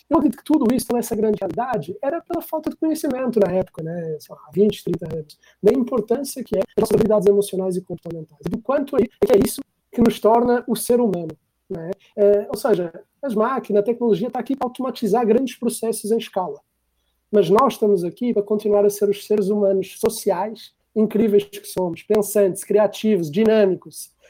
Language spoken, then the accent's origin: Portuguese; Portugal; é, sou português